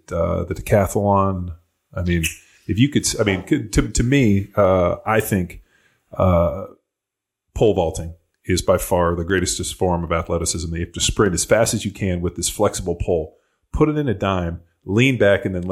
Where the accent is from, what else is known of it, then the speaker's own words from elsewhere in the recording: Southern California, United States; also born or lived in Newport Beach, California; growing up in Southern California, or actually living in Newport Beach